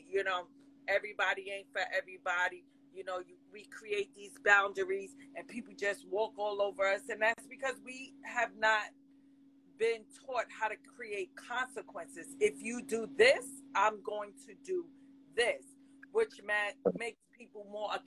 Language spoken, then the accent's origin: English; New York City, New York, United States; I grew up in the Bronx.